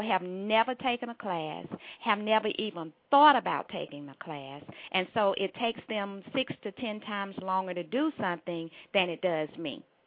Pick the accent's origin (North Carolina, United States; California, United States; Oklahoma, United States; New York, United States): North Carolina, United States; Durham; moved away as an adult; now in Atlanta, United States; Durham, North Carolina is home. That's the accent. I live in Atlanta. I've been here since college for over 30 years